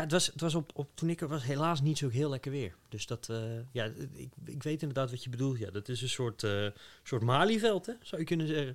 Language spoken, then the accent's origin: Dutch; Utrecht, Netherlands; wat ik wel heel leuk vond als Utrechter